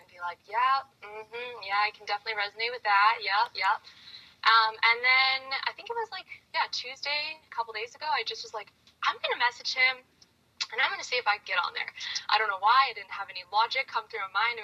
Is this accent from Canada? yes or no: yes; Canada; I'm from Canada, 25 years old